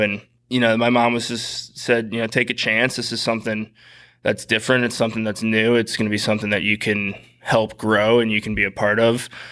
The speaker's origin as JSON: {"language": "English", "town": "St. Louis", "region": "Missouri", "country": "United States", "tie": "born or raised there", "moved": "yes", "said": "Saint Louis, born and raised, uh, my hometown"}